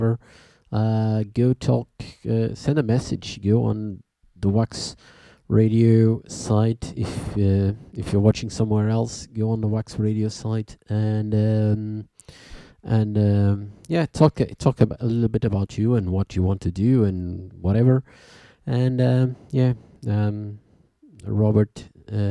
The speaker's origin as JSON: {"language": "English", "country": "Portugal", "said": "We are from Portugal"}